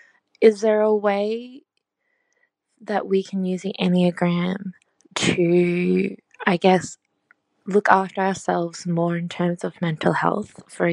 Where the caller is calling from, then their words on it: Sydney, New South Wales, Australia; I'm dialing in from Sydney, Australia.